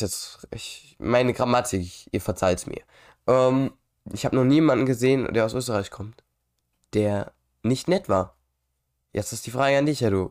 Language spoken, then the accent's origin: German; Germany; Ich bin ja auch Deutscher.